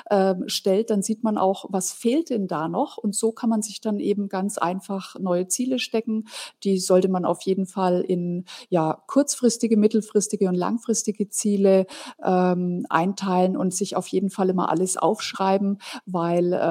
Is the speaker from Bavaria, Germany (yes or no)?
yes; Fürth, Bavaria, Germany; aus der Stadt, wo ich herkomme. Das ist die Kleeblattstadt Fürth bei Nürnberg.